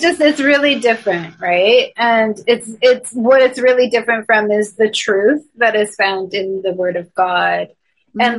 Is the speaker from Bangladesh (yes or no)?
no; Toronto, Ontario, Canada; moved away; I'm originally from Toronto, Canada